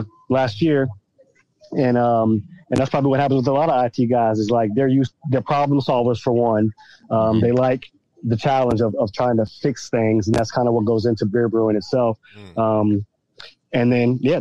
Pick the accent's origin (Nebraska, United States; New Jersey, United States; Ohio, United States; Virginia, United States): Virginia, United States; Virginia Beach; I'm from Virginia Beach, Virginia